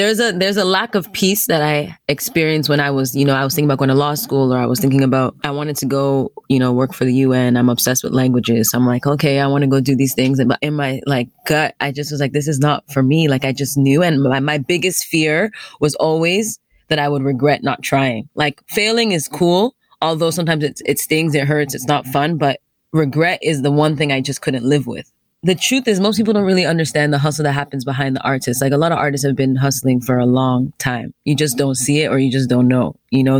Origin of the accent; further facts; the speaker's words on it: Nigeria; I'm a Nigerian, so it's not like I had never been there before, you know, spent time there, extended periods of time there.